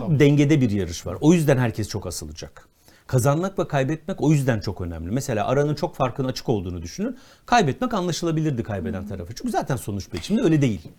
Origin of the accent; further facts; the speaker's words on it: Konya, Turkey; Konyalı olmakla hiçbir sorunum yok. Çok da severim şehrimi.